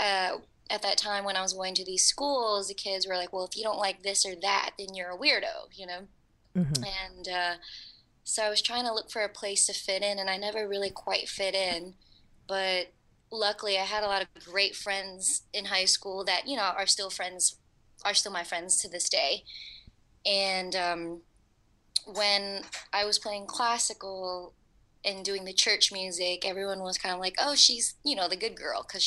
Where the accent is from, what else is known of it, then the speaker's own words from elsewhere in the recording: New Orleans, Louisiana, United States; moved away as an adult; now in Los Angeles, United States; I was actually from Woodlawn in Algiers